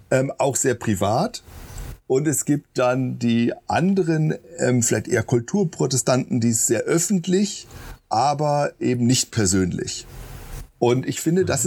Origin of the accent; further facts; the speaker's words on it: Baden-Württemberg, Germany; moved away as an adult; also born or lived in near Hamburg; now in Marburg, Germany; ich komme aus Baden, das ist richtig, also ich bin da geboren, aber äh, meine Eltern sind, wo ich anderthalb Jahre alt war, in die Nähe von Hamburg gezogen haben okay. dort hm. sieben Jahre gelebt